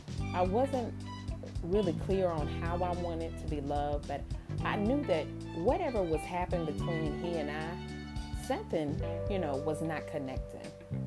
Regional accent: New Zealand; I'm Kiwi.

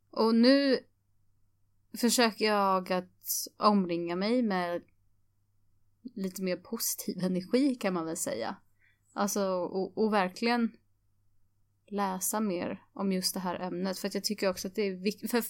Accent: Sweden; Jag är från, från eh, Sverige och, och jag står utanför.

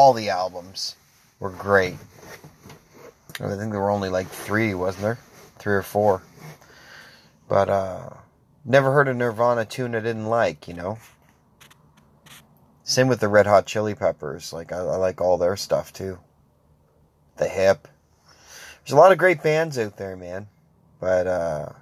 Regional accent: Grand Bay-Westfield, New Brunswick, Canada; I'm from Grand Bay originally

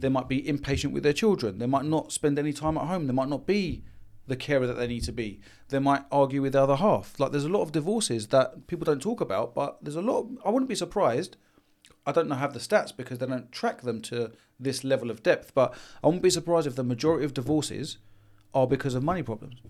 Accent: London, United Kingdom; being born and raised in London and Haringey

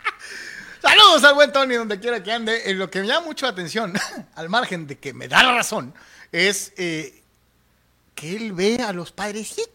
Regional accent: Mexico; yo como mexicano

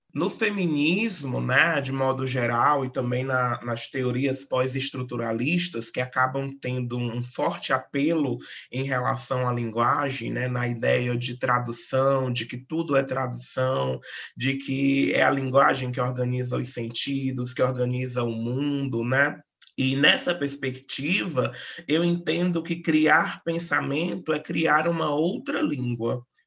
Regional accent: Northeast Region, Brazil; sou nordestina

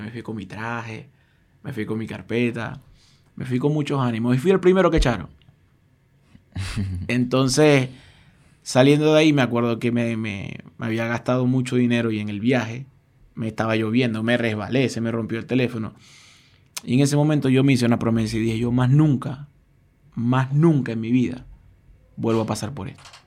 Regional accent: Venezuela; moved away as an adult; also born or lived in Argentina; mi país, que es Venezuela

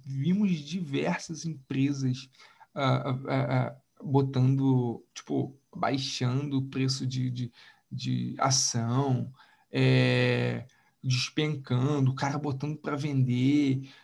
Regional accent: Macaé, Rio de Janeiro, Brazil; aqui na minha região, no sudeste aqui, uh, no interior do Rio, como se ninguém soubesse que eu sou de Macaé

